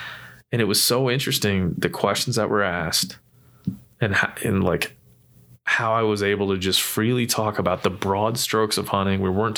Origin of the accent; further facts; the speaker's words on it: East Coast, United States; We're both from the East Coast, yeah, dude.